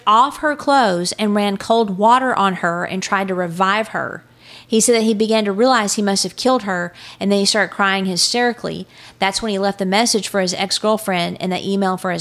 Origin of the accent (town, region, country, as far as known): Texas, United States